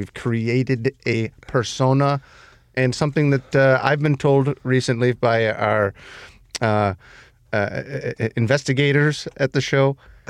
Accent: Elmwood Park, Illinois, United States; When we were growing up in Elwood Park.

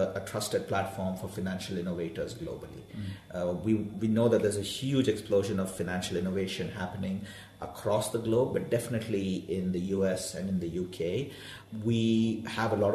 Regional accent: Bangalore, Karnataka, India; moved away as an adult; now in United States; I grew up in South India, in Bangalore

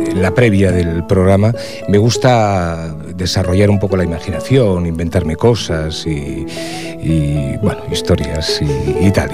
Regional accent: Cerredo, Asturias, Spain; now in Ripollet, Spain; el pueblo donde nací, Cerredo, en Asturias, un pueblo minero

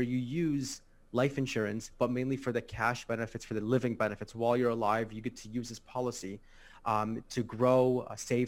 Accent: Chicago, Illinois, United States; I'm from Chicago, Illinois. Mm-hmm. In the States. I was born and raised here. I lived here my whole life.

